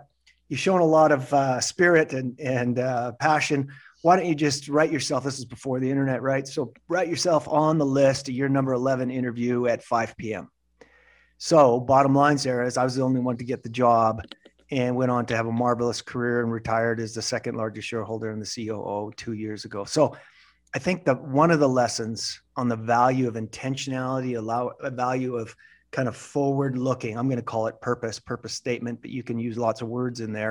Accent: Western Canada, Canada; moved away as an adult; I was from Western Canada, graduated, did well, got an MBA program in Eastern Canada

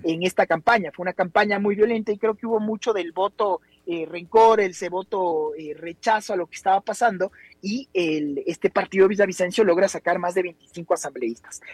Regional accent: Ecuador; los ecuatorianos nunca estuvimos acostumbrados a este nivel de violencia

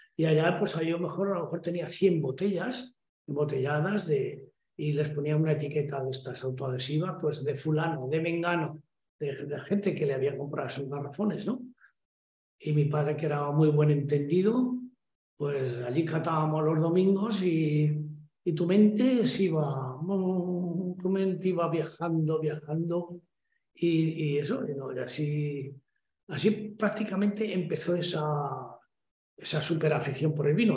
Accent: Badarán, La Rioja, Spain; moved away; also born or lived in Barcelona; mi pueblo

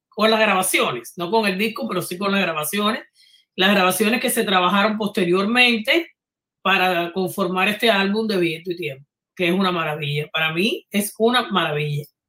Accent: Havana, Cuba; moved away; venimos de barrios colindantes, de La Habana

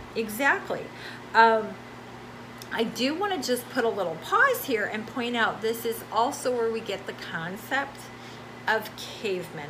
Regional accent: United States; moved away as an adult; now in Brazil; as an American

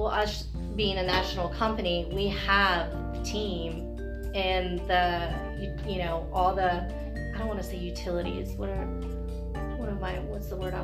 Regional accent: Virginia Beach, Virginia, United States; Born and raised, grew up in a house in Allenton

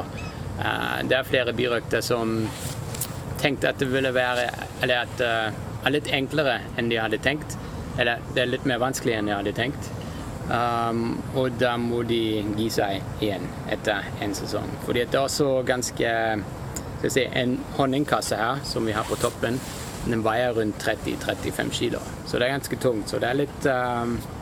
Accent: Germany; now in Norway; jeg kommer egentlig fra Tyskland

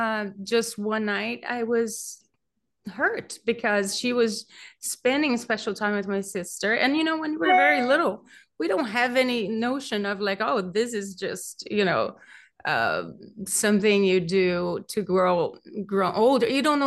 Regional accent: Brazil; accent: Brazilian; also born or lived in Beverly Hills / Pacific Palisades; now in Malibu, United States; I grew up in Brazil, and I had relatives who were mediums

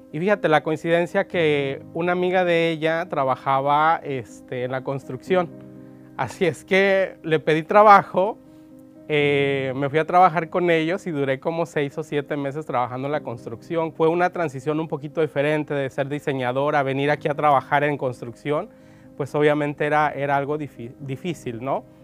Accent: San Martín, Michoacán, Mexico; Nací en Michoacán, en un pueblito muy pequeño que se llama San Martín municipio de, Pastor Ortiz. Así es que, este, bueno, desde niño fui inspirado con mis tías ahí

